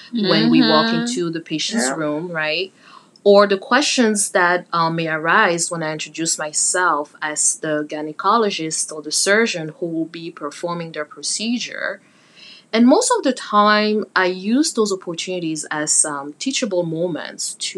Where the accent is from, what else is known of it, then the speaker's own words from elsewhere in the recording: Cameroon; moved away; also born or lived in Pittsburgh, United States; Cameroon, my home country